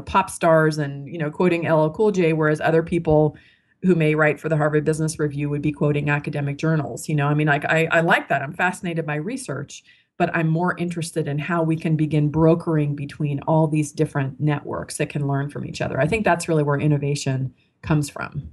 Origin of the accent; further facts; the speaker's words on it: Marin County, California, United States; I was raised in Marin County, California, which is a pretty wealthy uh, suburb of you know San Francisco across the Golden Gate Bridge